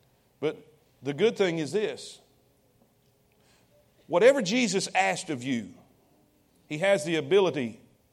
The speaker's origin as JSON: {"language": "English", "country": "United States", "tie": "born or raised there", "said": "I'm proud to be an American. I'm glad I was born here"}